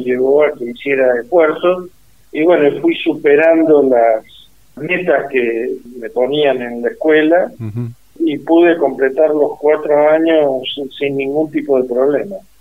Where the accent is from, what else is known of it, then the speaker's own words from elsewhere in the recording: Huinca Renancó, Córdoba, Argentina; Soy nativo de la provincia de Córdoba